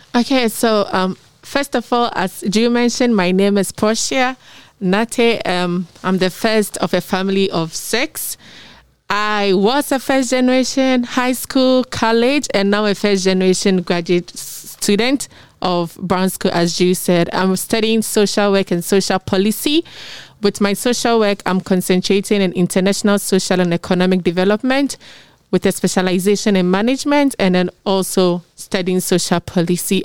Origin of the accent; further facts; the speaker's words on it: Ghana; I'm from Ghana